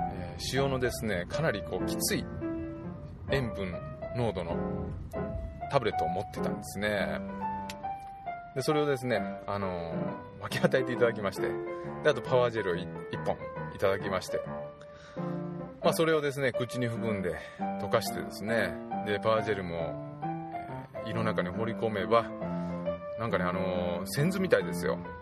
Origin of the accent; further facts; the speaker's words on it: Totsukawa, Nara, Japan; moved away; 私のふるさとの十津川村の方奈良県十津川村なんですけども